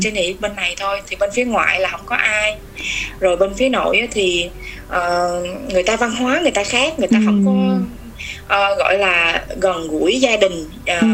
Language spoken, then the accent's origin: Vietnamese; Vietnam; moved away as an adult; now in Finland